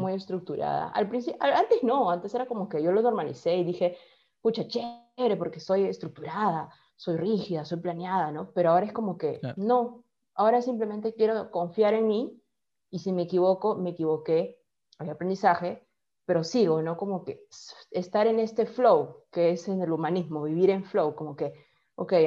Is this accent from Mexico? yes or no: no; Peru; tú ya siendo peruano